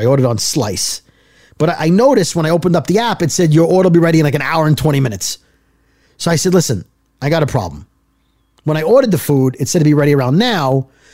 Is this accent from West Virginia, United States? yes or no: no; Brooklyn, New York, United States; also born or lived in northern New Jersey; now in New Jersey, United States; I'm from Brooklyn